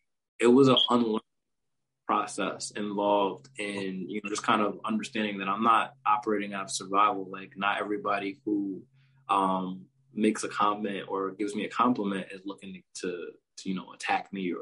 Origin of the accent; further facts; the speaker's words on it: New York, United States; when I was growing up in New York